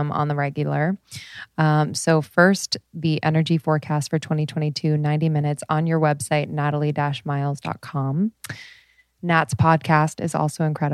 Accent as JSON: {"language": "English", "country": "United States"}